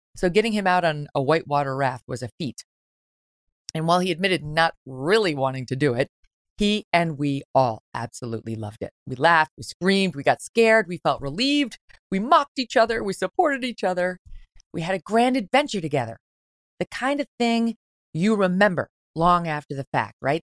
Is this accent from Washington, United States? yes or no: no; Syracuse, New York, United States; also born or lived in Albany, New York / Jersey Shore; From the time I was a little girl growing up in Syracuse, New York